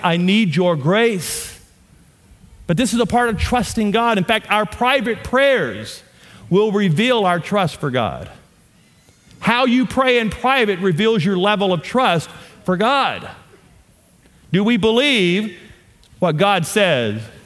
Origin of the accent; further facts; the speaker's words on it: Shreveport, Louisiana, United States; accent: southern; moved away as an adult; also born or lived in Amarillo, Texas; now in Colorado, United States; I am from Louisiana. My wife and I, born and raised in Louisiana, we now live on the front range of the Rocky Mountains